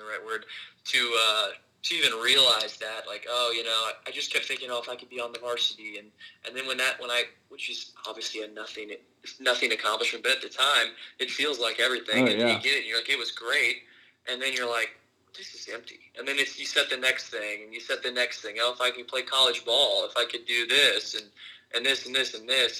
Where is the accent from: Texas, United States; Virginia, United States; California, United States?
Texas, United States; Houston; moved away; I was from Houston as well.